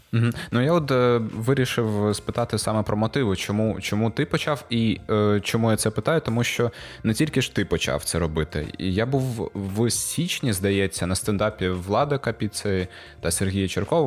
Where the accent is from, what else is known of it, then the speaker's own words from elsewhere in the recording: Gurzuf, Crimea, Ukraine; Я з Гурзуфу, це це неподалік від Ялти